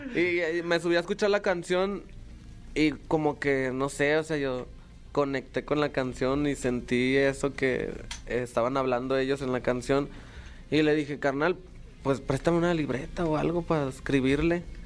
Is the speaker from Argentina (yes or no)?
no; Mexico; soy de México